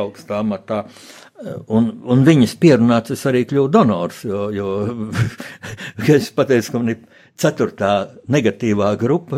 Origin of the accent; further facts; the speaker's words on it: Riga, Latvia; es jau tā kā rīdzinieks